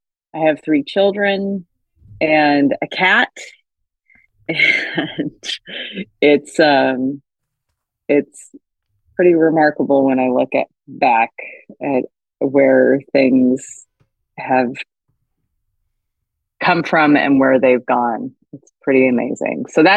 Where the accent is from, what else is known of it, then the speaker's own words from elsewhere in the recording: Long Beach, California, United States; also born or lived in New Haven, Connecticut; I was raised in Southern California.